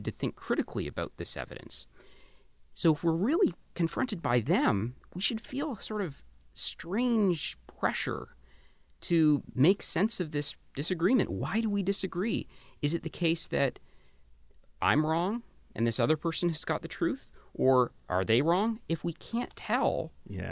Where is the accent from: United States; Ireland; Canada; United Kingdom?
Canada; I grew up in Canada in the 80s and 90s